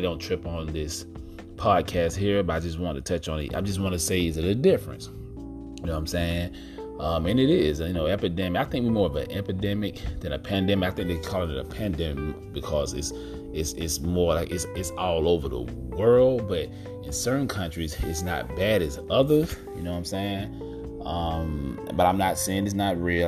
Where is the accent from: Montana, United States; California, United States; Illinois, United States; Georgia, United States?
Georgia, United States; here in Georgia, my home state